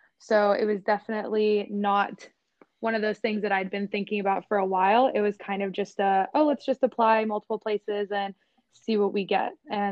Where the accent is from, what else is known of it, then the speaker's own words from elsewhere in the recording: Atlanta, Georgia, United States; moved away as an adult; But I am from Atlanta.